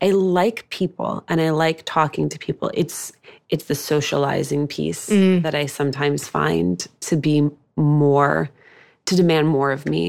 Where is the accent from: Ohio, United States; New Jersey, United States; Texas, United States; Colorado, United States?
New Jersey, United States; Union City; I grew up in New Jersey.